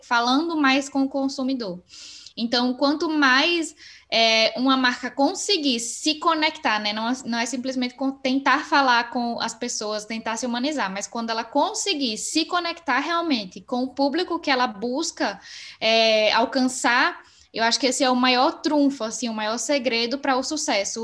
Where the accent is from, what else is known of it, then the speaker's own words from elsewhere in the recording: Sergipe, Brazil; moved away as an adult; now in Porto, Portugal; Sou sergipana